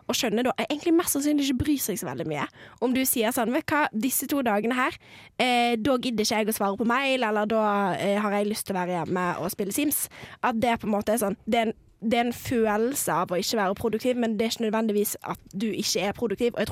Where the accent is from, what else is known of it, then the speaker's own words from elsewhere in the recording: Finnmark, Norway; born there; Nei, jeg er født i Finnmark.